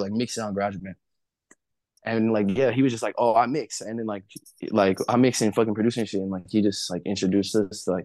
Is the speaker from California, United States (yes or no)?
yes; Covina, California, United States; also born or lived in Pasadena / Los Angeles; I grew up like 20 from here. It's in a city called Covina